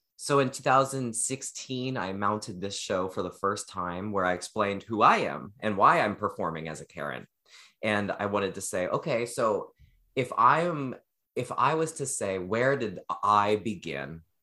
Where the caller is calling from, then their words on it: Oregon, United States; I'm calling in from Oregon